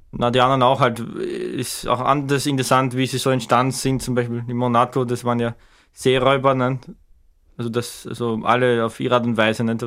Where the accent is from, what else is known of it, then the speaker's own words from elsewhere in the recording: Bruck an der Leitha, Lower Austria, Austria; in Bruck, meine Heimatstadt, meine Kleinstadt in der Nähe von Schwächert